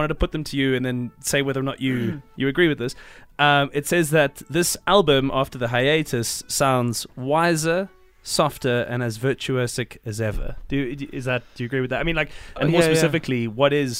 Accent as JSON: {"language": "English", "town": "Cape Town", "region": "Western Cape", "country": "South Africa", "lives_now": "Johannesburg, South Africa", "said": "When I moved to Johannesburg from Cape Town, I used to get it all the time."}